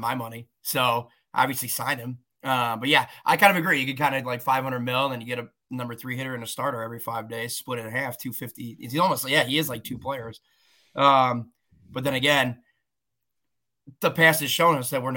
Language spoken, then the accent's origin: English; Des Plaines, Illinois, United States; I born and raised in Des Plaines